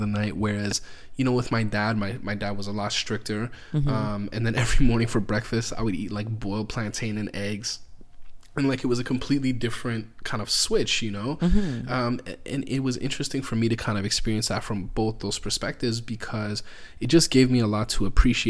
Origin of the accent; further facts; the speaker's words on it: Canada; Oh, I'm Canadian.